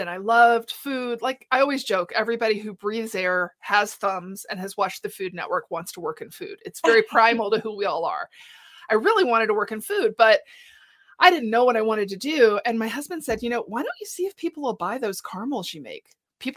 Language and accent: English; Houston, Texas, United States; moved away as an adult; also born or lived in New York City; now in Colorado, United States; I grew up in Texas. Instead of San Antonio, I was in Houston